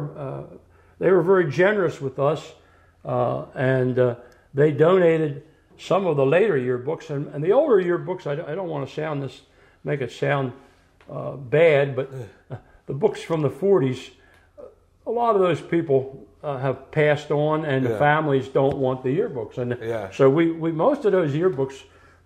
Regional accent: Spring City, Pennsylvania, United States; I'm from Spring City. I live in Spring City.

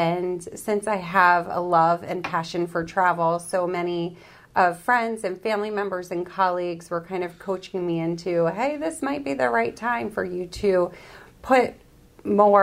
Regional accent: Hunterdon County, New Jersey, United States; moved away as an adult; also born or lived in Audubon, Pennsylvania; now in Royersford, United States; I am born and raised in New Jersey, in Hunterdon County, very small, small town in Hunterdon County

